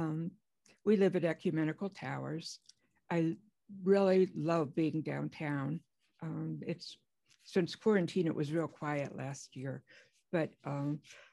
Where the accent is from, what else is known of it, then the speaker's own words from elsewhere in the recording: Cleveland, Ohio, United States; also born or lived in Spencer, Iowa; now in Iowa City, United States; I'm originally from Cleveland, Ohio